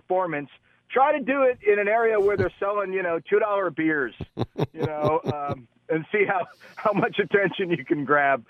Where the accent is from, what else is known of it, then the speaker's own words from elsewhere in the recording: Florida, United States; also born or lived in Queens, New York; I'm from Queens originally and then grew up down in Florida and then went back for college.